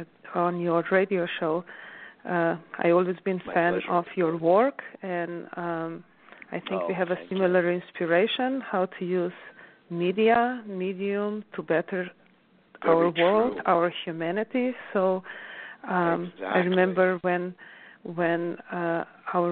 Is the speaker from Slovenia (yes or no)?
yes; Slovenia; now in New York, United States; growing up in Alps and being really closely connected to nature